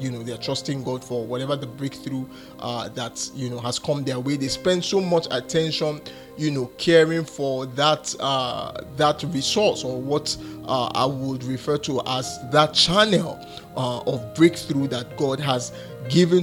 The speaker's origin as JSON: {"language": "English", "country": "Nigeria", "said": "I come from Nigeria and I reside in Nigeria"}